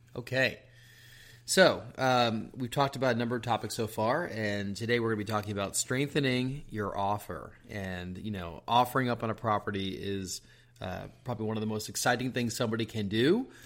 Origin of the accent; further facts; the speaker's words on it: outside New York City, United States; moved away; I grew up outside New York City